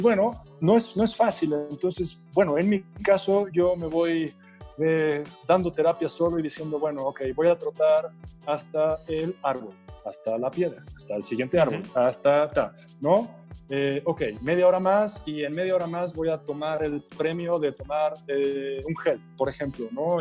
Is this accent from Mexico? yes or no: yes; Mexico; yo no podía regresar a México